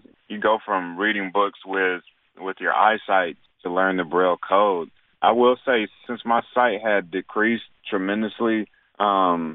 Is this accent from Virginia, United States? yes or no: no; Raleigh, North Carolina, United States; I grew up in Raleigh, North Carolina